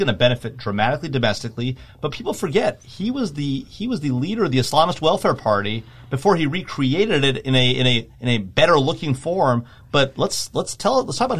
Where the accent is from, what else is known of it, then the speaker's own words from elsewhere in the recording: Los Angeles, California, United States; my hometown team, the LA Lakers